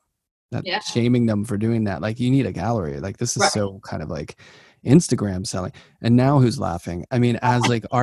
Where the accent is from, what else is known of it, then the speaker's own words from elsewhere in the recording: Pittsburgh, Pennsylvania, United States; I'm from Pittsburgh.